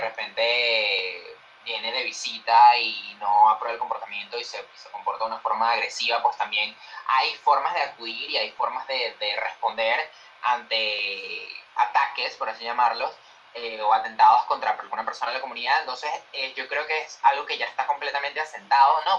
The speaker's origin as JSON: {"language": "Spanish", "country": "Venezuela", "moved": "as an adult", "lives_now": "Madrid, Spain", "said": "yo soy latino y soy venezolano y lo grito a los cuatro vientos"}